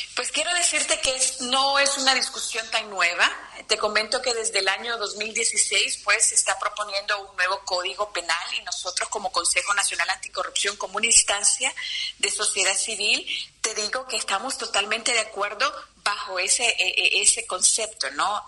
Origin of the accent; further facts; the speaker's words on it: Honduras; en nuestro país, en Honduras